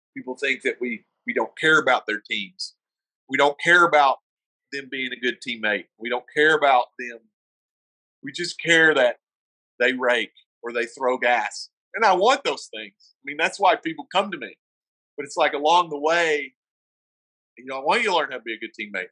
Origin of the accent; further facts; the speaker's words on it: the South, United States; accent: southern; now in Colorado, United States; I'm from the South